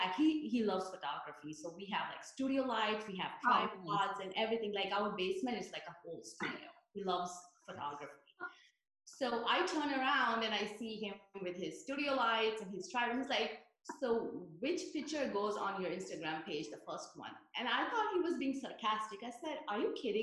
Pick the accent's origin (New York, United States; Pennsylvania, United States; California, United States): New York, United States; moved away as an adult; now in New Jersey, United States; I'm a New Yorker. I was raised there, went to college, got my computer science degree